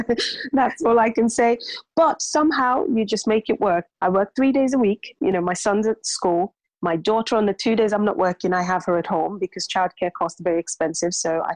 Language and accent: English; London, United Kingdom; now in North East England; growing up in London, you see quite a, you know, there's a lot of ethnicity, there's a mix, there's diversity.